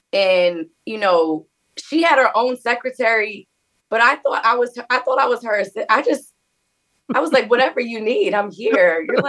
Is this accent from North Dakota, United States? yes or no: no; New York City, New York, United States; As a fellow Harlemite, born and raised in Harlem